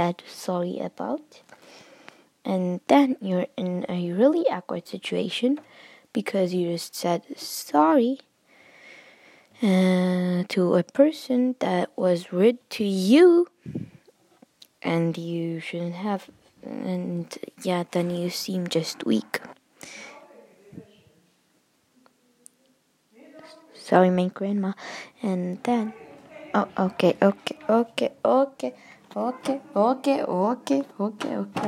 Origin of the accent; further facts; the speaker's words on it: United States; accent: American; my American accent